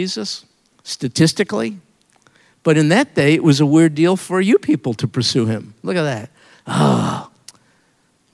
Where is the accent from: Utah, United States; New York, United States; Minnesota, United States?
New York, United States; I'm from New York